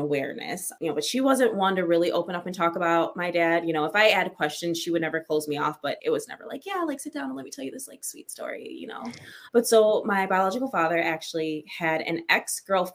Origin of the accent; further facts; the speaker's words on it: Michigan, United States; I'm from Michigan, born and raised